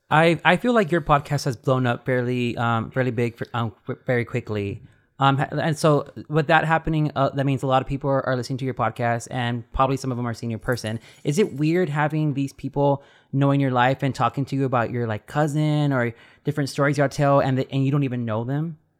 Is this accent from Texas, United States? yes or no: yes; Texas, United States; we're all from Texas